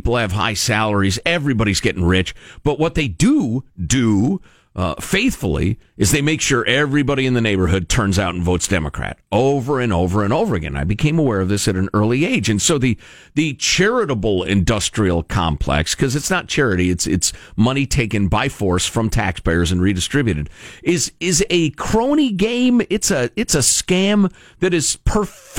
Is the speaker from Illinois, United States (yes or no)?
yes; Chicago, Illinois, United States; growing up in Chicagoland